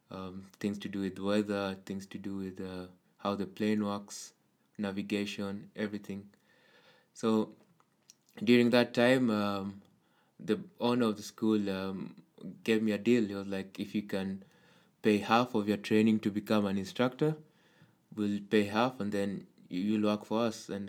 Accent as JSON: {"language": "English", "country": "Kenya", "moved": "as an adult", "lives_now": "Denmark", "said": "I'm come from Kenya, and I've been flying in uh, Kenya before I moved to Denmark."}